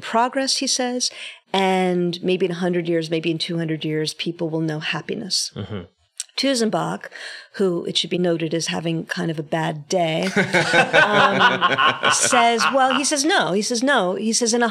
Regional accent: New York City, New York, United States; born and bred in New York City, born of people who were born in New York City

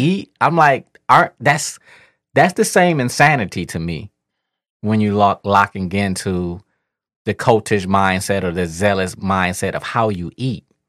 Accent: Detroit, Michigan, United States; I'm kid from Eight Mile

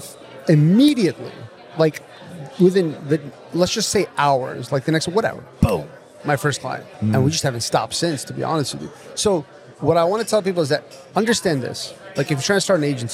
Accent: Connecticut, United States; I grew up in Connecticut

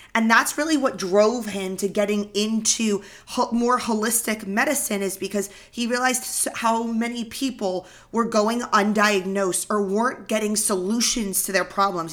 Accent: Northern Virginia, United States; we grew up in Northern Virginia.

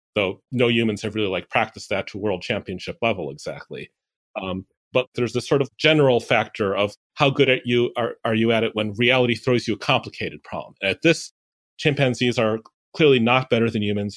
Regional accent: Chicago, Illinois, United States; Chicago, Illinois

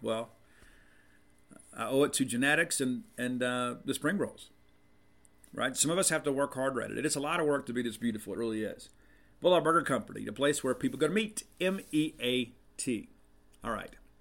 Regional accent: South Mississippi, United States; moved away; I'm from South Mississippi

